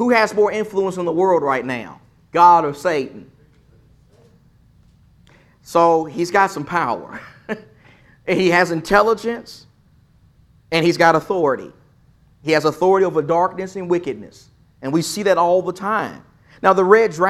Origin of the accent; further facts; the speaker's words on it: East Texas, United States; I'm from East Texas. I'm country